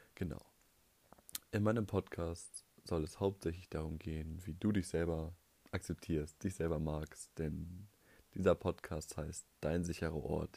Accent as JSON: {"language": "German", "region": "North Rhine-Westphalia", "country": "Germany", "said": "ich komme aus Nordrhein-Westfalen"}